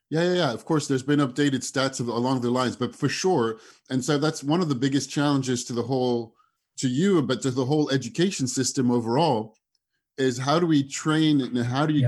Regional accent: France; moved away as an adult; also born or lived in United States / London / Singapore / Southeast Asia; I was born in the States. I grew up in France. I am in Paris right now, where I moved back to last year after 15 years abroad.

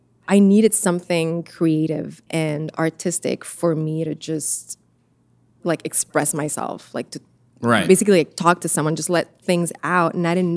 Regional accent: Canada; also born or lived in Italy; I was born in Canada. Grew up in Italy.

